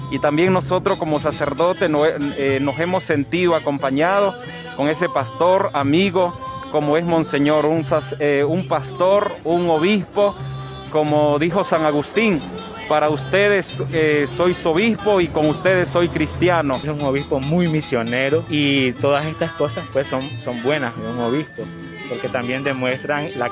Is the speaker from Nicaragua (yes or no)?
yes; Managua, Nicaragua; somos de Managua de por sí nosotras